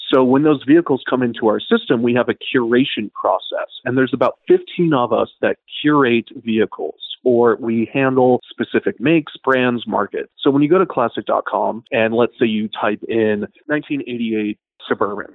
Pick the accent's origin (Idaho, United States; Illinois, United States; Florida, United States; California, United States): Idaho, United States; growing up in Idaho